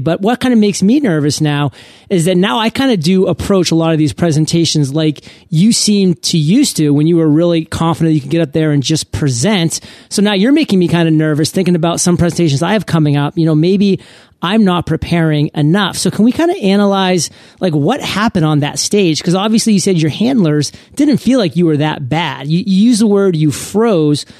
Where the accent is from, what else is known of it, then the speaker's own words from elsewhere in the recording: Maine, United States; I come from Maine